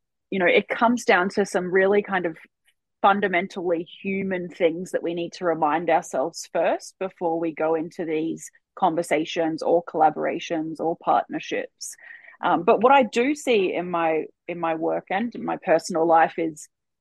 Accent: Port Douglas, Queensland, Australia; we grew up together in Port Douglas

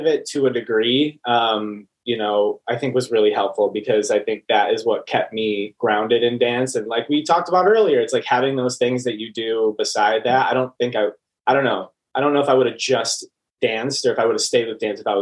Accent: Franklin, Wisconsin, United States; now in Los Angeles, United States; I am from... I'll say like very specifically like Franklin, Wisconsin, which is a suburb outside of Milwaukee. It's like 20, 25 minutes outside of Milwaukee. And born and raised.

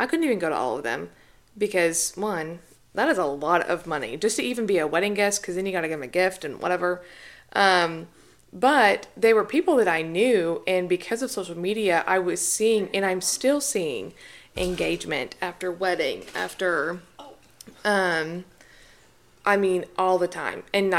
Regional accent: the South, United States; I feel like growing up in the South, especially, and especially, like, even in the Bible Belt, where if you're not married, people talk about it a lot.

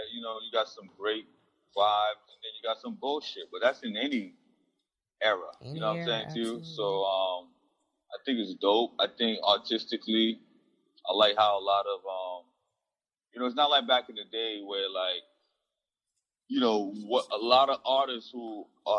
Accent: New York, United States; I'm from New York.

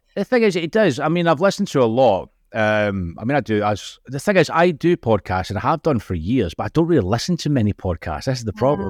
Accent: Scotland, United Kingdom; accent: Scottish; being Scottish, the accent

